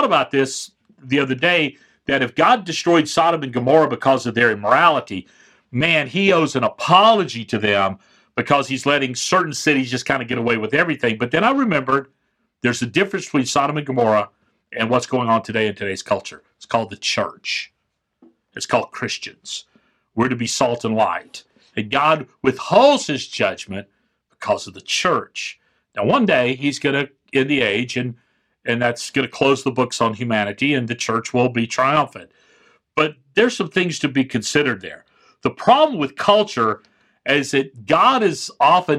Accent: Florida Panhandle, United States; I grew up in the Panhandle of Florida

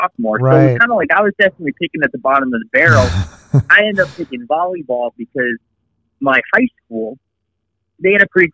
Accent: just south of Tampa, Florida, United States; I'm from Florida, just south of Tampa, and I actually grew up playing hockey.

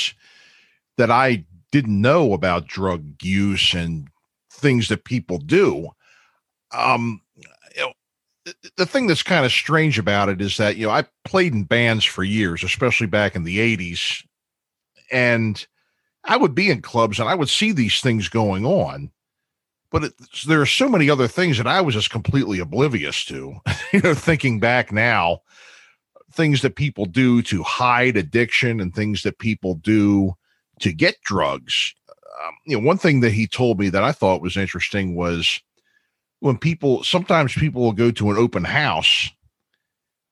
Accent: Baltimore, Maryland, United States; also born or lived in small town near the Delaware border, Maryland; I'm from Baltimore, and I don't live there anymore.

